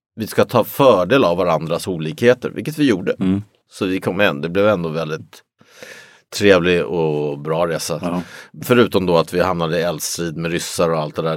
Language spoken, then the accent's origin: Swedish; Sweden; jag är svensk